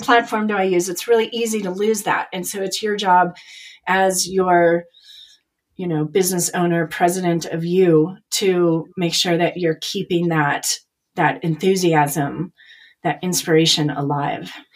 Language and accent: English; Chicago, Illinois, United States; moved away; also born or lived in Nashville; I'm from Chicago